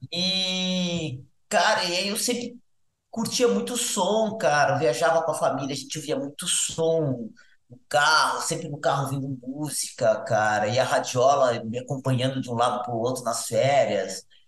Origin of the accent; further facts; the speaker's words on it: Paranaguá, Paraná, Brazil; moved away; also born or lived in Florianópolis / São Paulo; Eu nasci em Floripa, mas nasci em Florianópolis. Mas nessa época, meu pai trabalhava em Paranaguá, a família foi para lá, e eu passei minha infância lá